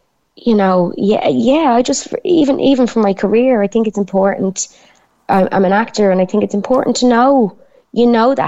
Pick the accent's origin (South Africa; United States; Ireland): Ireland; Dublin, Leinster; accent: Dublin; Well, this is what I laugh at, because I couldn't be any more Dubliner.